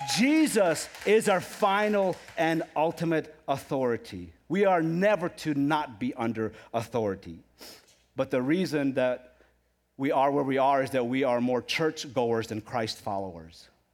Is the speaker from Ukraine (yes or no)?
yes; Ukraine; moved away; I come from Ukraine